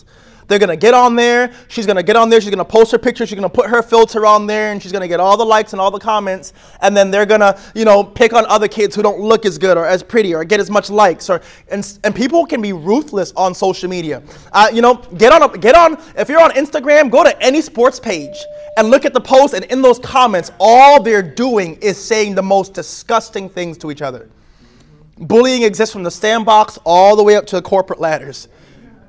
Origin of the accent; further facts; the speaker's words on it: New York City, New York, United States; I'm from New York.